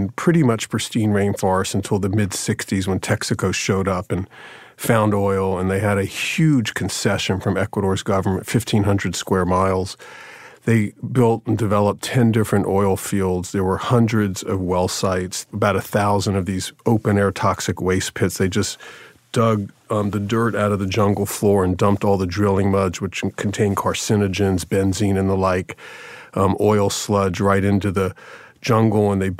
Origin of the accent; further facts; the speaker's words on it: Jacksonville, Florida, United States; Jacksonville, Florida.